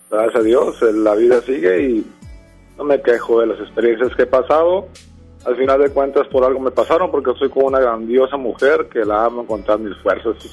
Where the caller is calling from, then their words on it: Juárez, Nuevo León, Mexico; De Juárez, Nuevo León.